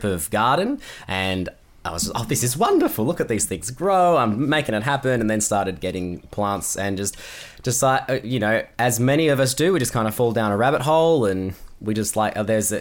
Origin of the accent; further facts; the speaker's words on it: Perth, Western Australia, Australia; now in Melbourne, Australia; So I was born in Perth, Western Australia. I now live in Melbourne, which is on the East Coast